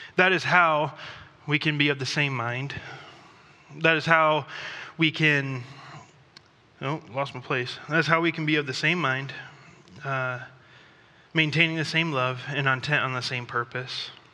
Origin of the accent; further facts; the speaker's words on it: Thailand; moved away; I grew up in Thailand